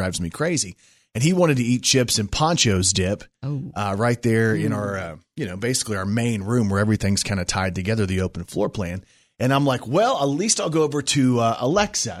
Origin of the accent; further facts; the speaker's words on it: Plano, Texas, United States; back then in my hometown of Plano, we had alleys